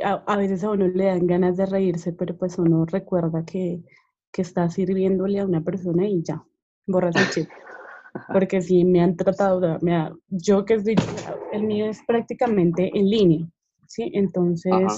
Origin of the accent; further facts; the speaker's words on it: Bogotá, Colombia; yo soy Rola, pero pues todo el mundo me dice que no parezco Rola